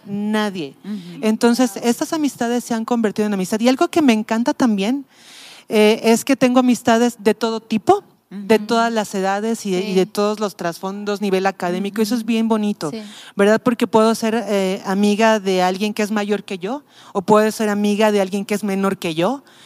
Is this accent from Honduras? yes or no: no; Mexico City, Mexico; moved away as an adult; now in Tepic, Mexico; yo soy de la Ciudad de México, ya tengo 18 años viviendo aquí.